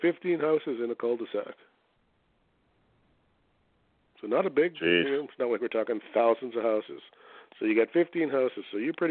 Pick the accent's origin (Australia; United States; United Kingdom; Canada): Canada; accent: Canadian; my outrageous Canadian accent